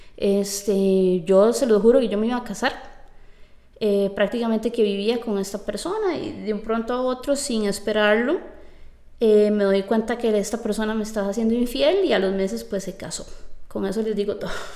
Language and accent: Spanish; Costa Rica; yo vengo de Costa Rica, que yo soy tica